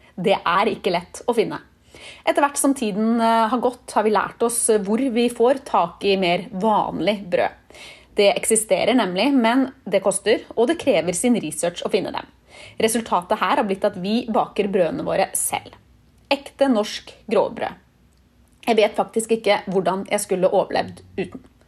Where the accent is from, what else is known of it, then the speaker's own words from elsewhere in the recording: Norway; moved away as an adult; also born or lived in Barcelona, Spain; now in United States; vi nordmenn drasser med oss den matpakka overalt